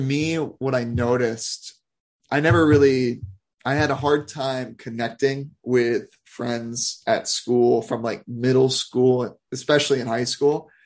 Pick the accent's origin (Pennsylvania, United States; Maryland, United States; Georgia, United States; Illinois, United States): Maryland, United States; Olney; also born or lived in Silver Spring, Maryland; I grew up in Olney, Maryland, Silver Spring, Maryland, just outside of DC